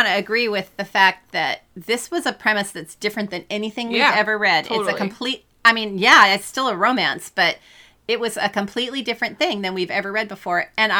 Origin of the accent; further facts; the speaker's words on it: California, United States; moved away; I was raised in California and I've shoveled a lot of snow